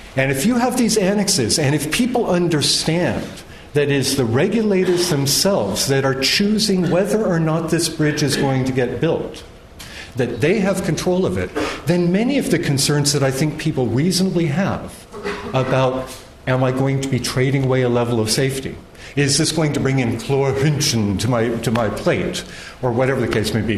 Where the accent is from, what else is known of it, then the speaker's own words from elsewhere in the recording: United States; I'm an American citizen